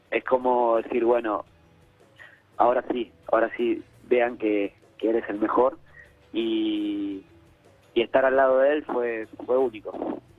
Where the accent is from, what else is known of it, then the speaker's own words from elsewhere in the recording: Rafael Calzada, Buenos Aires Province, Argentina; Hola Nico, soy de Rafael Calzada.